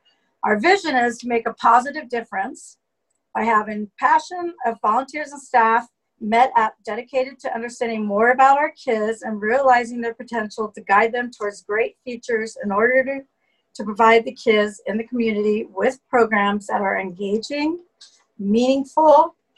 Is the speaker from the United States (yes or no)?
yes; Westlake Village, California, United States; also born or lived in Washington, D.C.; Well, I was born in Washington, D.C. I was an Air Force brat, and at 8 years old, my parents moved to California. We lived in Westlake Village